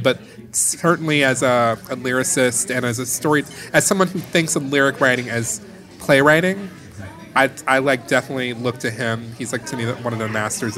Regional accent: Detroit, Michigan, United States; I grew up in Detroit in Motown.

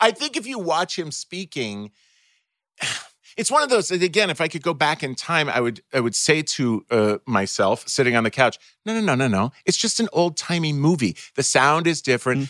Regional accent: Minnesota, United States; also born or lived in Ohio; when I was eight years old and we moved from Ohio to Minnesota

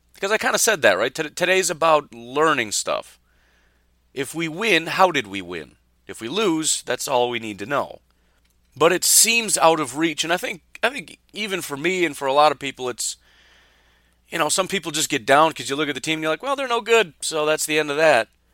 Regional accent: Illinois, United States; I grew up in Illinois

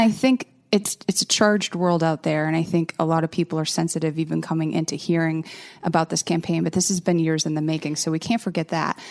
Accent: outside of Boston, Massachusetts, United States; also born or lived in Rhode Island; I grew up outside of Boston.

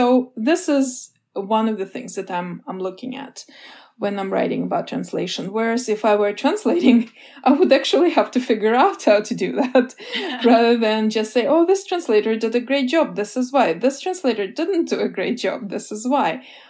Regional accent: Russia; English is a second language; I was growing up in the Soviet Union. I was a child and then a preteen in the last years of the Soviet Union.

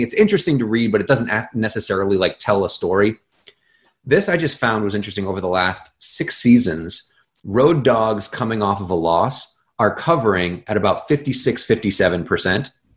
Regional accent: Boston, Massachusetts, United States; when you're a kid growing up in Boston

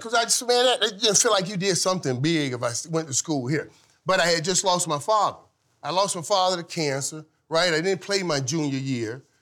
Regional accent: Florida, United States; moved away as an adult; also born or lived in Fort Lauderdale; I'm coming from Florida

